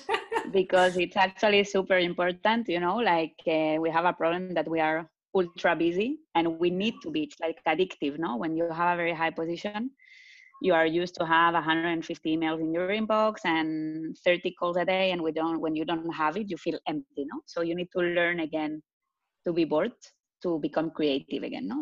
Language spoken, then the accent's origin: English; Barcelona, Catalonia, Spain; accent: Spanish; English is a second language; moved away as an adult; also born or lived in France / Tel Aviv, Israel; now in Zurich, Switzerland; I'm originally Spanish, for the ones that didn't get the accent yet, which is probably not no one. I was born in France, but grew up in Barcelona.